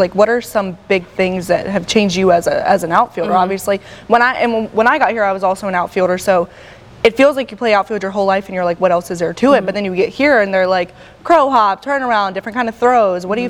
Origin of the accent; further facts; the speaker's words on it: Charlotte, North Carolina, United States; you're from Charlotte like I am